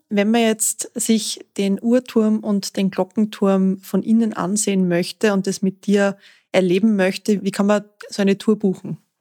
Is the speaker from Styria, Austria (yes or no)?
yes; Styria, Austria; also born or lived in Upper Austria; now in Linz, Austria; Als Exilsteirerin in Oberösterreich freut es mir natürlich umso mehr, dass mein Heimatbundesland jetzt endlich vertreten ist